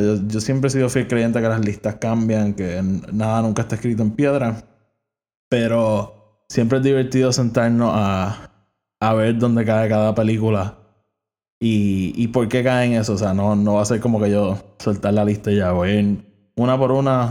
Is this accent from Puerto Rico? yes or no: yes; Puerto Rico; yo soy de Puerto Rico